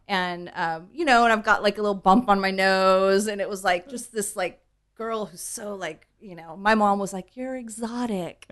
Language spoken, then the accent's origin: English; Huntington Beach, California, United States; also born or lived in East Los Angeles; I really did grow up, you know, in Huntington